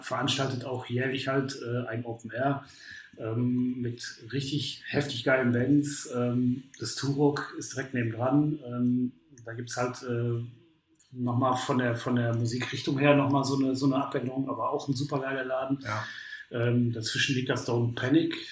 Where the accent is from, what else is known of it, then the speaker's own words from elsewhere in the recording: Essen, North Rhine-Westphalia, Germany; ich jetzt als, als Essener